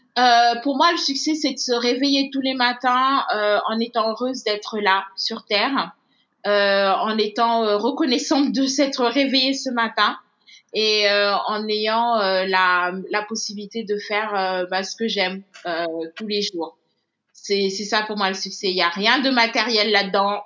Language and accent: French; Senegal; moved away as an adult; also born or lived in Douai, France; moi je suis née au Sénégal, j'ai grandi au Sénégal, mais mes parents sont d'origine béninoise